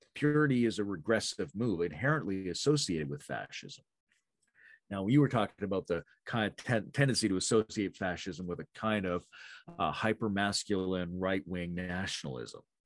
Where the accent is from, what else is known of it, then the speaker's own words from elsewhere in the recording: Canada; I'm fairly Canadian.